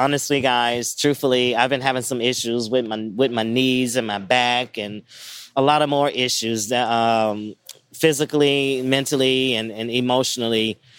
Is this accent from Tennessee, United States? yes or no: yes; Memphis, Tennessee, United States; growing up in Memphis, Tennessee, I grew up watching Memphis wrestling.